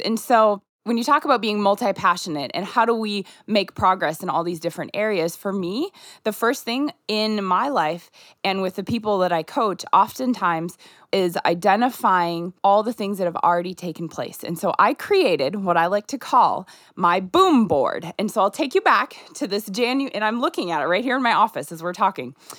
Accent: Minnesota, United States; born or raised there; moved away as an adult; also born or lived in Nigeria

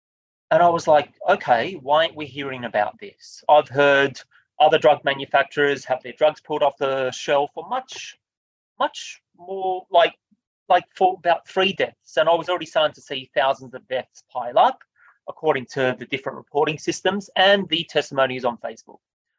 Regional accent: Australia; I felt like it was my duty as an Australian, it was my duty as a human being that cares about humanity

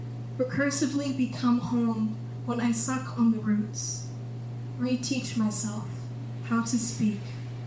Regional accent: Yellowknife, Northwest Territories, Canada; this poem is called Habitat. I come from Yellowknife and the subarctic, the Athabasca, my mother.

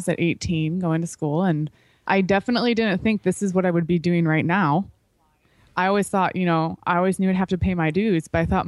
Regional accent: Chicago, Illinois, United States; I grew up in Chicago area

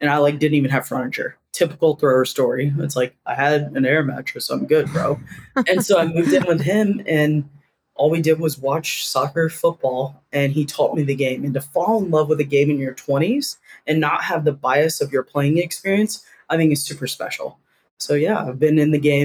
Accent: Durham, North Carolina, United States; moved away as an adult; also born or lived in Auburn, Alabama / Seattle, Washington; growing up in Durham, North Carolina

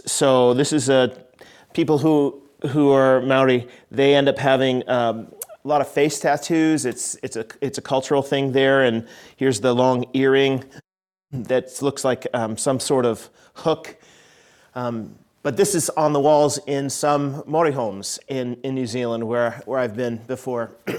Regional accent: United States; I'm an American citizen

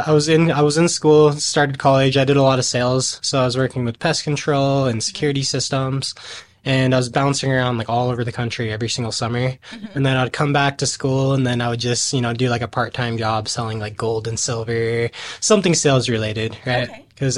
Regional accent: California, United States; born there; also born or lived in Washington; now in Utah, United States; So, originally, I was born in California. My dad was in the Navy, so we bounced around a lot around the coast.

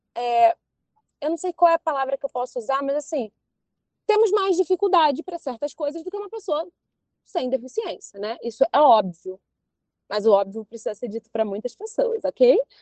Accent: Maricá, Rio de Janeiro, Brazil; eu morava em Maricá

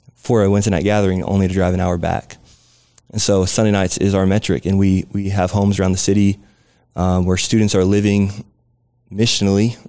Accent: Southern California, United States; now in San Antonio, United States; I grew up in Southern California

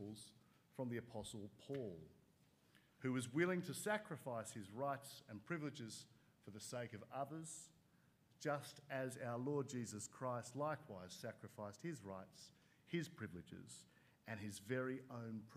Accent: Sydney, New South Wales, Australia; growing up in Sydney

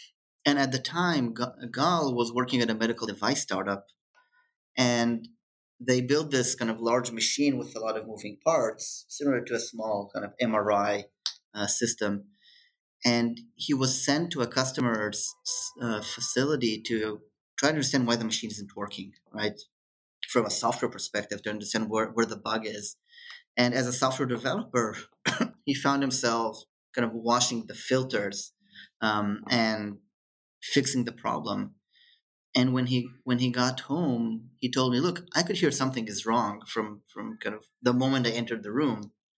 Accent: Israel; growing up in Israel or being studying in Israel, it's very similar to kind of being in the Silicon Valley.

